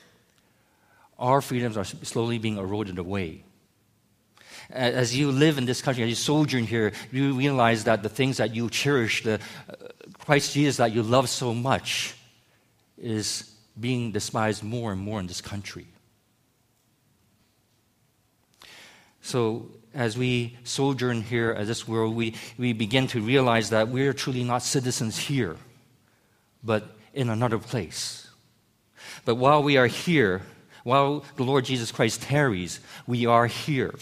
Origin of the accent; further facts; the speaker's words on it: United States; moved away as an adult; I, as an American, a North American